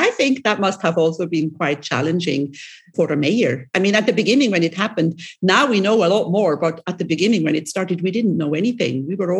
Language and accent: English; Switzerland; I am from Switzerland.